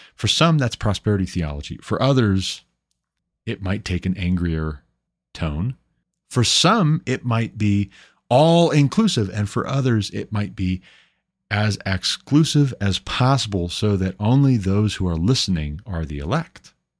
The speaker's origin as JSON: {"language": "English", "region": "Montana", "country": "United States", "tie": "born or raised there", "said": "And it took moving my family back home to my home state of Montana, uprooting, moving to Montana to get off of public assistance"}